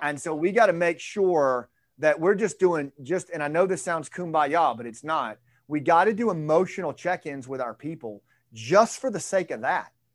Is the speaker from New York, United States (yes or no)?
no; Arkansas, United States; I'm from Arkansas